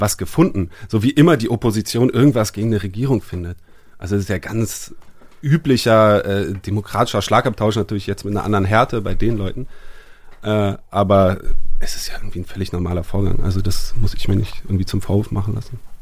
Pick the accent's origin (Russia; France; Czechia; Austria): France; ich bin Franzose